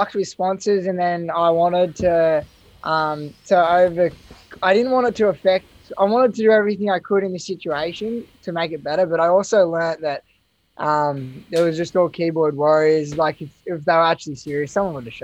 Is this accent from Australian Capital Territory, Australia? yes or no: yes; Canberra, Australian Capital Territory, Australia; moved away; also born or lived in Gold Coast; growing up in Canberra, pretty basic, and then moving to the Gold Coast